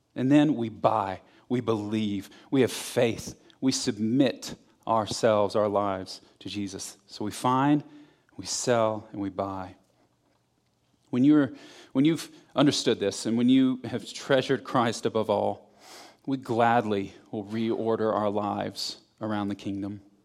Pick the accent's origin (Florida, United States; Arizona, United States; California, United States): Florida, United States; I'm from Florida